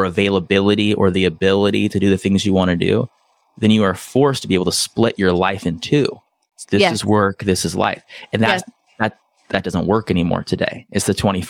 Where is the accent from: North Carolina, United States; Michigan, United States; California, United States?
California, United States; San Diego; also born or lived in Brazil; now in Oahu, United States; I grew up in San Diego